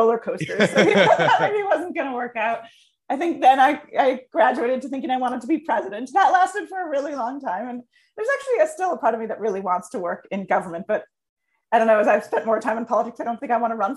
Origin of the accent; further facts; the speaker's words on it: United States; me as an American